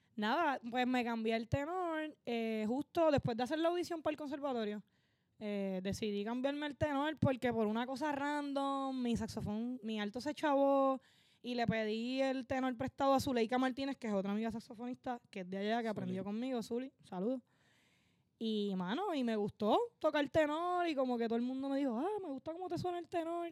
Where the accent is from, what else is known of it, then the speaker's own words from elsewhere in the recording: Barceloneta, Puerto Rico; also born or lived in Manatí, Puerto Rico / Florida, Puerto Rico; soy de esos dos pueblos, me crié entre esos dos pueblos